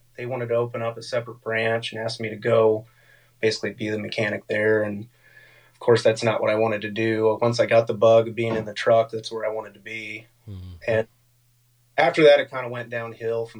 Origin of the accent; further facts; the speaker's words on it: Fort Wayne, Indiana, United States; I'm from Fort Wayne, Indiana. That's Northeast Indiana for those who don't know the state much. Born and raised here.